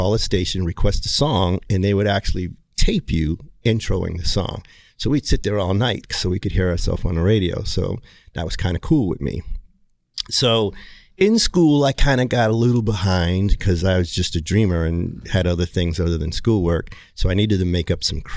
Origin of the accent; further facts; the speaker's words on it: Hyannis, Massachusetts, United States; I was born in Cape Cod, Massachusetts, Hyannis, home of the Kennedys.